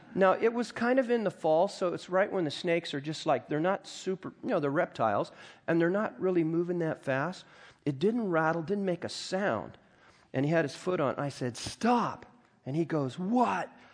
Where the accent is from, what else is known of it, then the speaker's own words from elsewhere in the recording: United States; I grew up in the Mojave Desert.